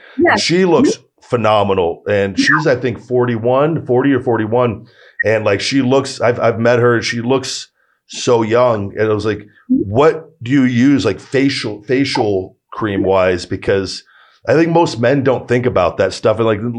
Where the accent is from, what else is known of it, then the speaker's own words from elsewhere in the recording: Las Vegas, Nevada, United States; I was born and raised here in Vegas